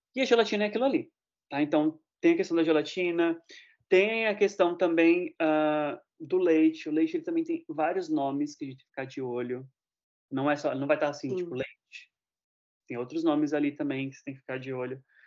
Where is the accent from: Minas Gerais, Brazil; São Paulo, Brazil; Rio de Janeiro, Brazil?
São Paulo, Brazil; Osasco; em Osasco, né, que pra quem não sabe é minha terra